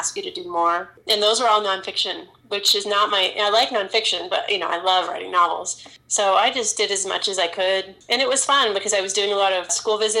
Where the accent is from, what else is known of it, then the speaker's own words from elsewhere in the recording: California, United States; Growing up in California